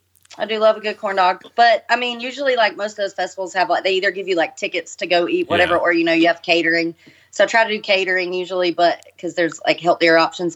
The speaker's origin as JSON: {"language": "English", "region": "Georgia", "country": "United States", "said": "that shows how, like, uncultured I am because I'm from Georgia."}